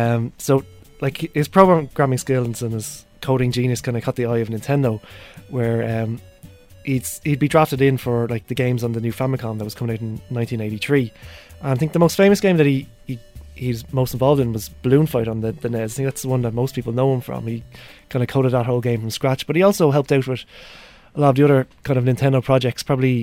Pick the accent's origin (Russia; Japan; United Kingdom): Japan; Hokkaido; I grew up in Hokkaido as well